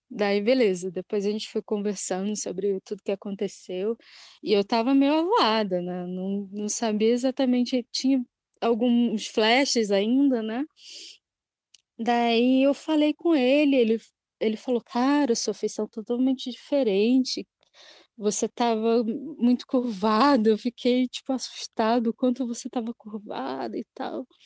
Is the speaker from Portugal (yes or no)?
no; Ansan, Gyeonggi Province, South Korea; E eu sou de Ansan também.